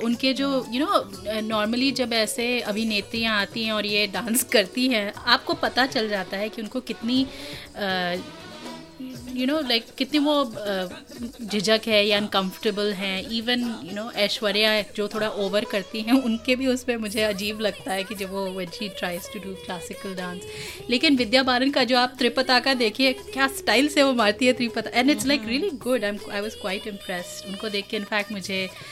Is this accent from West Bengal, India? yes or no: no; Uttarakhand, India; हम उत्तराखंड से हैं